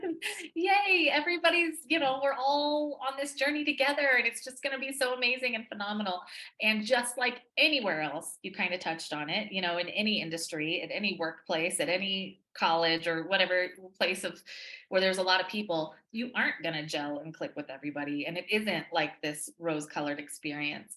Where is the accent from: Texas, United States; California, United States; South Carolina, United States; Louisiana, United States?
Texas, United States; I'm from Texas.